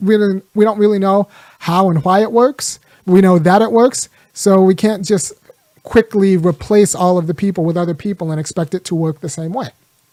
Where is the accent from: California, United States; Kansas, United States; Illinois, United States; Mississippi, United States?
California, United States; my dad's from Ghana, but I was born in California. I'm American as you come.